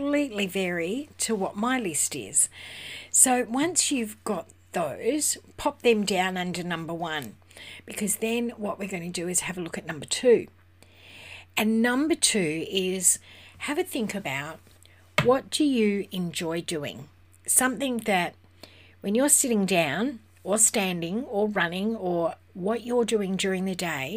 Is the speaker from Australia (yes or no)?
yes; Western Australia, Australia; I'm from Western Australia